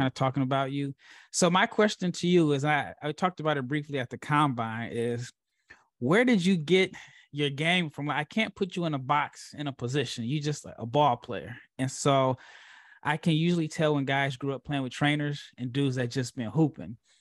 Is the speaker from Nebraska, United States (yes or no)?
yes; Nebraska, United States; I'm from Nebraska